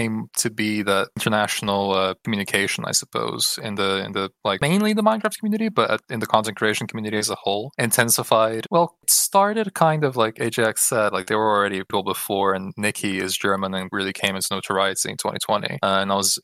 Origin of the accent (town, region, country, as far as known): Brazil; English is a second language